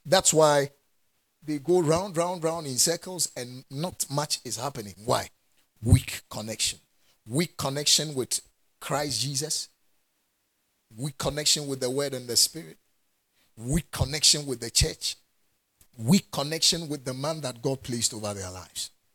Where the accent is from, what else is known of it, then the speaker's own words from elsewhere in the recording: Ghana; I'm a Ghanaian and I'm in Ghana. And I'm a Ghanaian